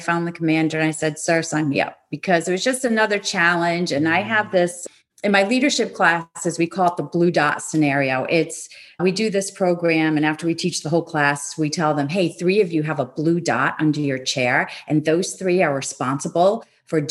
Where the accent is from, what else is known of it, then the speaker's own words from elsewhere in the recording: Rhode Island, United States; I was living in Rhode Island at the time, my hometown or my home state